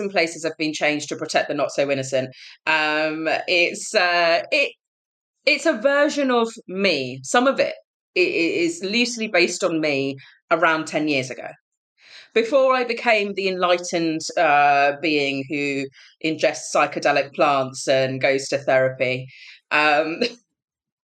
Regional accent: Kent, South East England, United Kingdom; I am a British Punjabi. I grew up in Kent

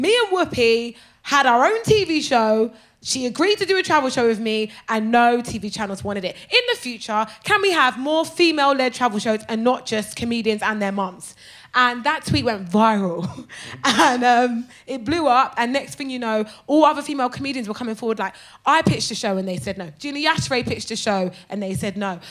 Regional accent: Brighton, South East England, United Kingdom; My mum bought a hotel in Brighton when I was 14. So I grew up in Brighton

